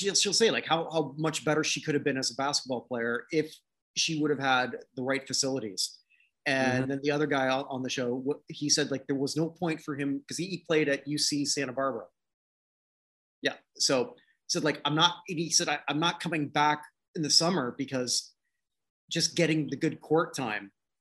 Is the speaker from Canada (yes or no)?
yes; Canada